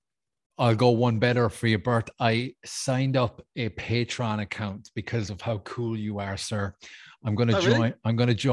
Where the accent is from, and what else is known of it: Ireland; moved away